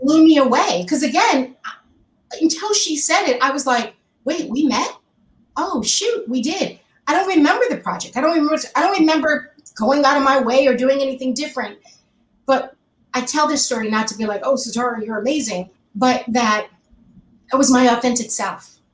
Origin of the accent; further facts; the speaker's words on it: New York, United States; moved away as an adult; now in Los Angeles, United States; I, am a New Yorker, I lived in, grew up in New York my life